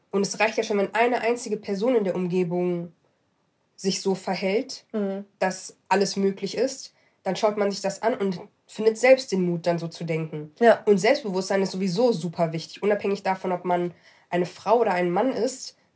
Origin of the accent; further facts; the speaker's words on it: Morocco; Ähm, ich bin Marokkanerin.